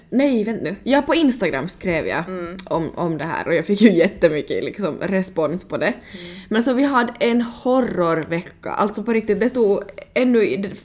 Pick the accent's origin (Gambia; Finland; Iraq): Finland; Helsinki, Uusimaa; Ja, ja, jag kommer från Helsingfors.